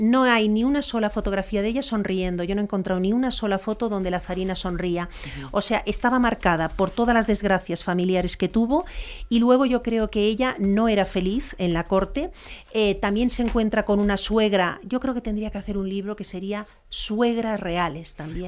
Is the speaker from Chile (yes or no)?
no; Spain; en mi país.